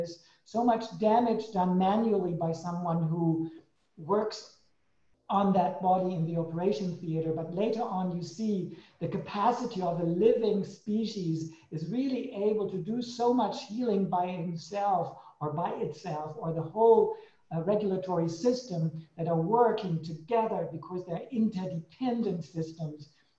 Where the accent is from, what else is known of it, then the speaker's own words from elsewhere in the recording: Germany; moved away; also born or lived in Switzerland / Sweden; I came from Germany into Switzerland, changed into Sweden, back to Switzerland again